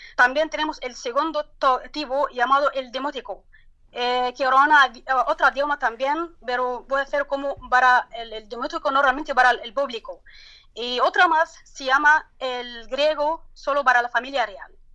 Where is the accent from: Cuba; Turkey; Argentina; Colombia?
Turkey; Spanish is a second language; en mi país, en el de la Turquía